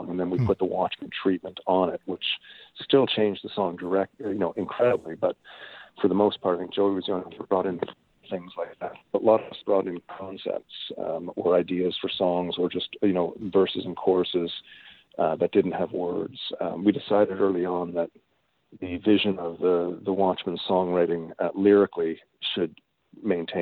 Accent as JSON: {"language": "English", "region": "Newfoundland and Labrador", "country": "Canada", "tie": "born or raised there", "also_born_or_lived": "Toronto / Winnipeg", "moved": "yes", "said": "when I grew up in Newfoundland"}